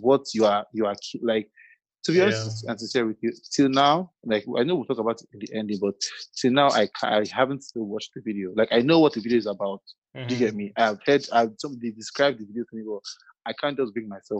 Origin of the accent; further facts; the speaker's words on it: Nigeria; being a Nigerian